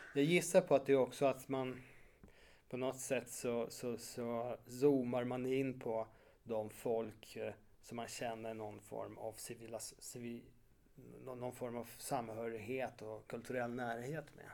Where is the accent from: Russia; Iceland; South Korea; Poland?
Poland; Warsaw, Masovian Voivodeship; moved away; jag som är född och uppvuxen i Warszawa